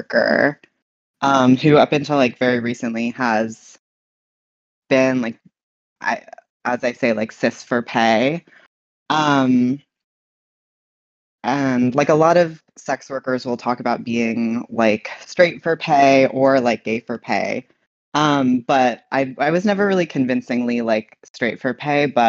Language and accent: English; New York City, New York, United States; I was born in New York City, and I was kind of like a city kid.